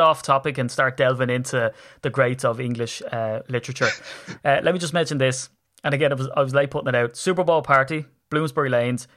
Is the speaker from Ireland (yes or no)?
yes; Ireland; I'm from Ireland. I come over on the plane from Dublin